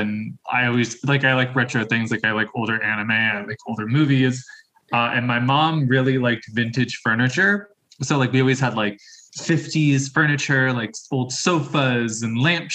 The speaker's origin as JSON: {"language": "English", "town": "Long Branch", "region": "New Jersey", "country": "United States", "tie": "born or raised there", "also_born_or_lived": "Tinton Falls, New Jersey", "moved": "yes", "lives_now": "Philadelphia, United States", "said": "I grew up in New Jersey. So for the first half of my childhood, I grew up in Long Branch, New Jersey, Monmouth County, very much by the shore"}